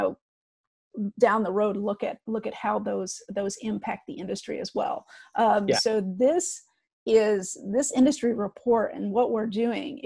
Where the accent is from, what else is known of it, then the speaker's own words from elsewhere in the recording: Midwest, United States; I'm a Midwest girl and I grew up on Chicago thin